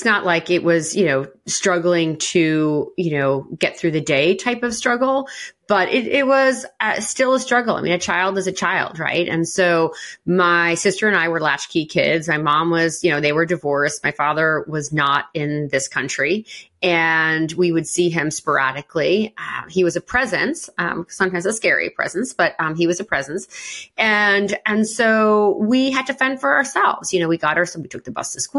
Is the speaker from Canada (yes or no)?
no; Westchester County, New York, United States; I grew up in Westchester County, to parents who were immigrants from Norway